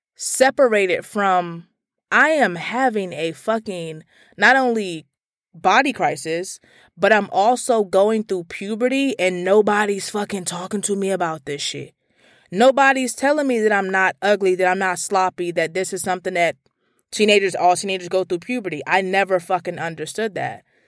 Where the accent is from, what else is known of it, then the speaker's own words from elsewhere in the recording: Washington, District of Columbia, United States; I grew up in Petworth, Northwest D C